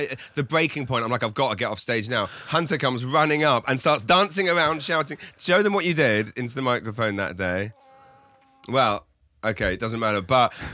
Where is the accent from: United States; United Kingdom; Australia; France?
United Kingdom; England; moved away as an adult; now in Saint John, Canada; I'm from England